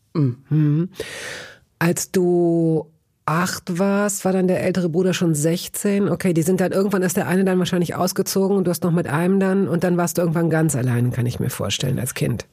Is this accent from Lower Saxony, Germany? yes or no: yes; Hanover, Lower Saxony, Germany; Ich komme aus Hannover